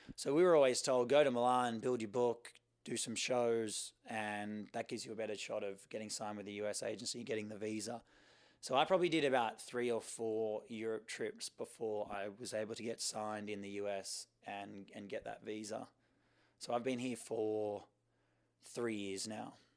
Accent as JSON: {"language": "English", "town": "Sydney", "region": "New South Wales", "country": "Australia", "tie": "born or raised there", "said": "I grew up in Sydney, Australia, uh, on the beach in Coogee."}